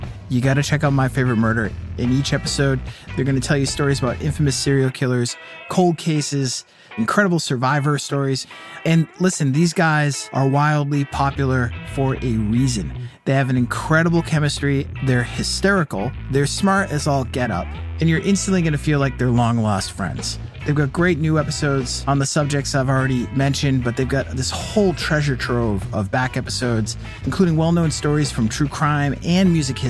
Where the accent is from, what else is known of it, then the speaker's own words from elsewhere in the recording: Boston, Massachusetts, United States; I am from Boston, the Boston area